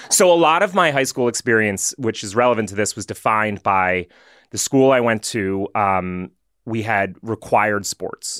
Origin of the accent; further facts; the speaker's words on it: Massachusetts, United States; also born or lived in Pennsylvania; we moved from Pennsylvania to after fourth grade to Massachusetts